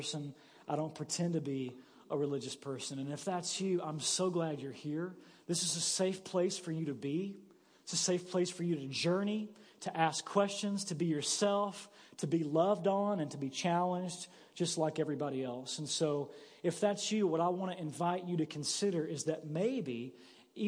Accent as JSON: {"language": "English", "town": "Paragould", "region": "Arkansas", "country": "United States", "tie": "born or raised there", "said": "I grew up in Paragould"}